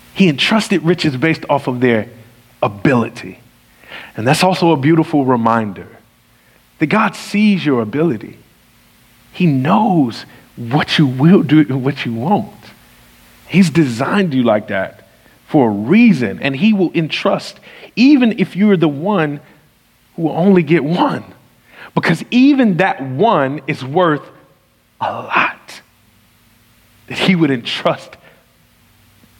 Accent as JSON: {"language": "English", "region": "the South", "country": "United States", "said": "I'm from the South and I pronounce stuff"}